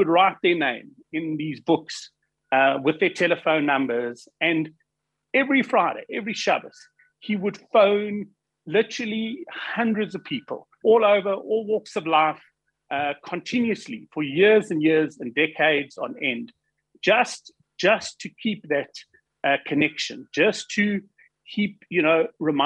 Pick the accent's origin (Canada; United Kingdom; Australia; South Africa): South Africa